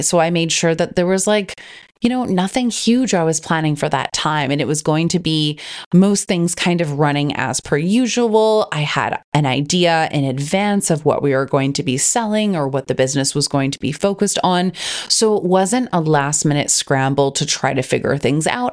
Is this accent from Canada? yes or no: yes; Canada; now in Australia; I'm originally from Canada. I live in Australia, and so all of my family is overseas